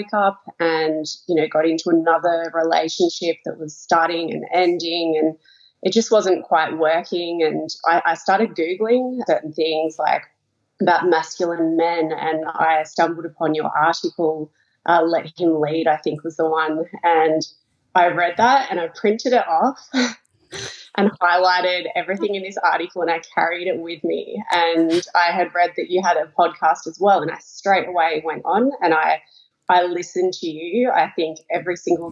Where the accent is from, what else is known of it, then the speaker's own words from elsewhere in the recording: Melbourne, Victoria, Australia; I'm from Melbourne, Australia.